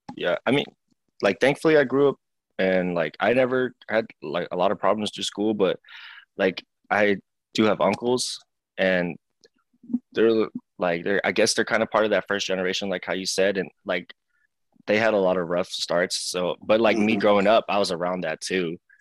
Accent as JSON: {"language": "English", "town": "Seattle", "region": "Washington", "country": "United States", "tie": "born or raised there", "said": "I was born and raised in here in Seattle, Washington. So I've been here my yeah. whole life"}